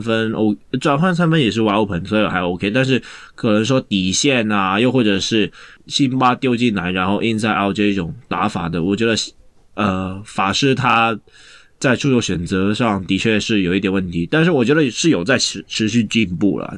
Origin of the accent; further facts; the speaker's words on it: Hong Kong; 那感觉应该也不是我们香港人想玩的东西